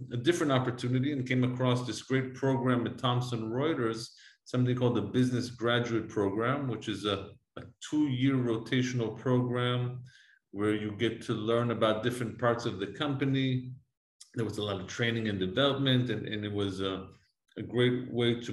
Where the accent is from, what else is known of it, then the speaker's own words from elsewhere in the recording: Jerusalem, Jerusalem District, Israel; English is a second language; moved away as an adult; now in United States; I'm originally from Jerusalem, from Israel. I was born and raised there